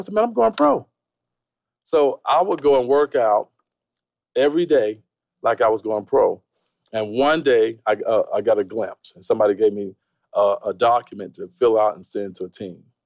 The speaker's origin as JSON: {"language": "English", "town": "Tampa", "region": "Florida", "country": "United States", "tie": "born or raised there", "said": "Tampa, Florida, broke as hell. you know, I, I, grew up in a real poverty type situation."}